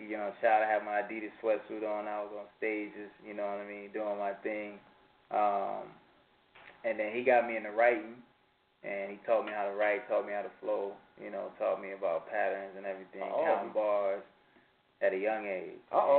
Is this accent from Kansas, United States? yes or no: no; Peoria, Illinois, United States